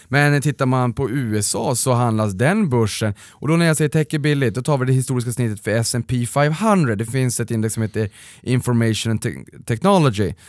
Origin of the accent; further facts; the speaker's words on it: Boden, Norrbotten County, Sweden; jag kommer ju faktiskt från Boden